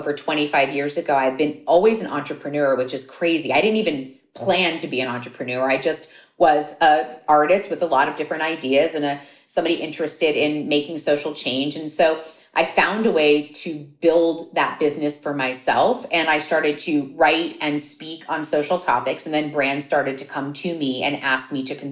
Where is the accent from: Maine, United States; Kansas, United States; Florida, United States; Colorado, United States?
Florida, United States; Miami; I grew up in Miami